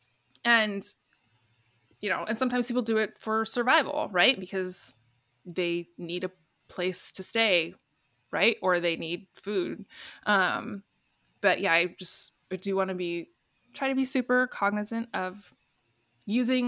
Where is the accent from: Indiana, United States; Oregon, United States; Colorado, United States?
Oregon, United States; Tigard; Tigard, my hometown